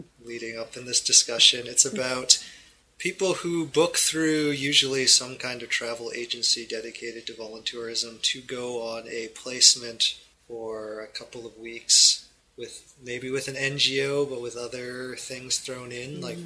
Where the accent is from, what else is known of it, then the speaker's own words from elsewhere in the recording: Yukon, Canada; growing up in the Yukon Territory